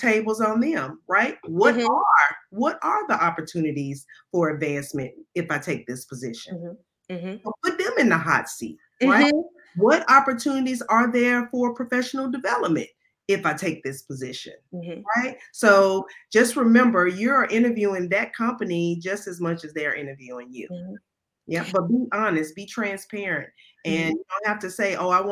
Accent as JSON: {"language": "English", "town": "Memphis", "region": "Tennessee", "country": "United States", "said": "I'm from Memphis"}